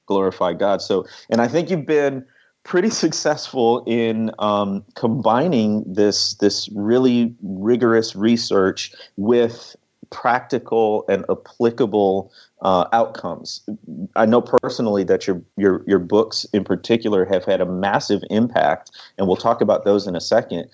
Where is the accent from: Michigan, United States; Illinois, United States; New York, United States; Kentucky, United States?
Illinois, United States; Waukegan; moved away; I'm from the Chicago area, Waukegan, Illinois